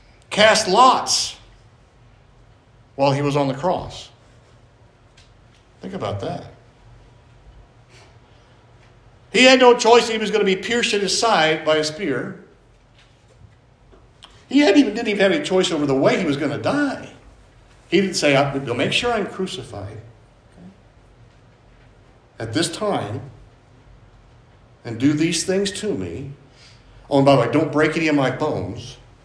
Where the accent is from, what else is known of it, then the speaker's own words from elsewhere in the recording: Carbondale, Illinois, United States; born there; I was born in Carbondale, Illinois. I had no choice over that.